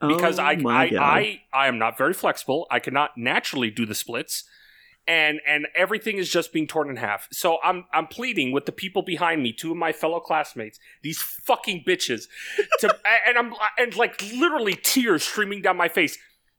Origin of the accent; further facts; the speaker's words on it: Canada; Being Canadian, yeah, but... I should like the snow a whole lot more